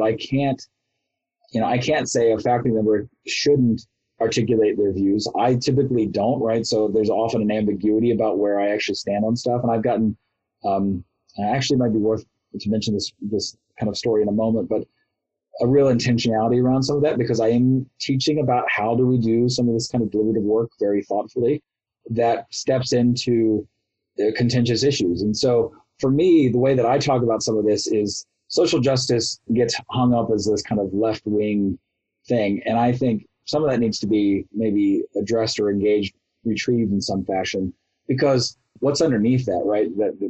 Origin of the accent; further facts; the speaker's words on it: Ohio, United States; also born or lived in New York; now in Kansas, United States; I grew up in Ohio, lived in New York for a lot, and now I'm in Kansas